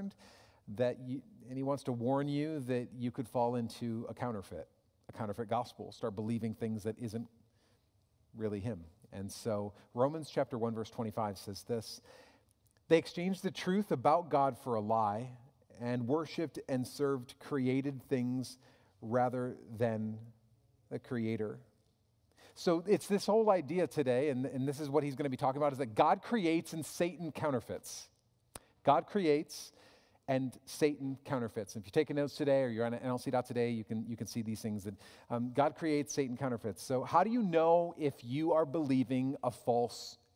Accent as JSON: {"language": "English", "country": "United States", "said": "As American Christians"}